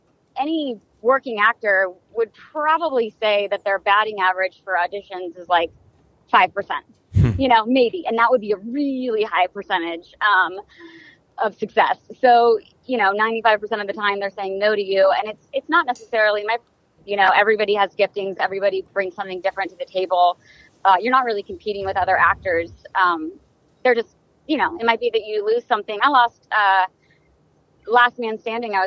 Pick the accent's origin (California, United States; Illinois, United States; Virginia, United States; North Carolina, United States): Virginia, United States; Roanoke; moved away as an adult; also born or lived in Los Angeles; I'm from Roanoke, Virginia, which is not the Lost Colony